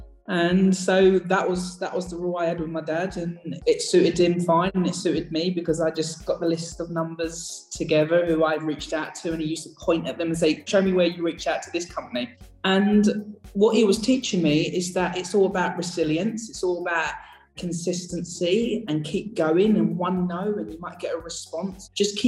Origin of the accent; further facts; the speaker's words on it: East of England, United Kingdom; I grew up in Essex. I'm losing the accent. I've still got it slightly. And I grew up in a council estate